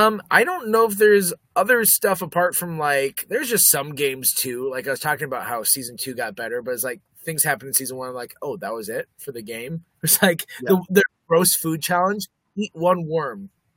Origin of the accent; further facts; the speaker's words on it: Omaha, Nebraska, United States; I grew up in Omaha.